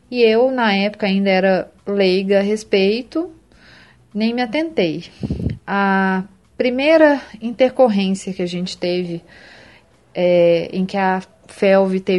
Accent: Belo Horizonte, Minas Gerais, Brazil; eu sou de Belo Horizonte

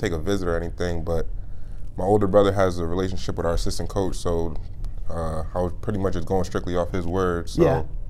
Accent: Orange, New Jersey, United States; moved away; Orange, New Jersey.

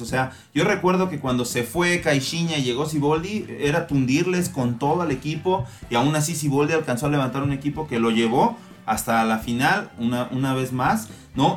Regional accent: Mexico; para nosotros como mexicanos

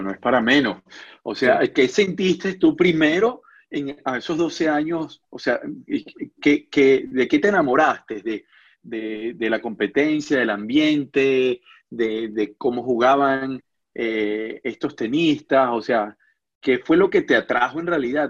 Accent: Barquisimeto, Lara, Venezuela; moved away as an adult; yo viví en Barquisimeto una, cantidad importante de años, digo importante porque fue la etapa de la adolescencia, eh, llegué eh, estudiando quinto grado hasta graduarme de bachiller

